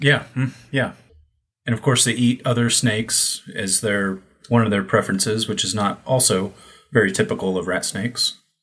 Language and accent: English; United States; moved away as an adult; also born or lived in China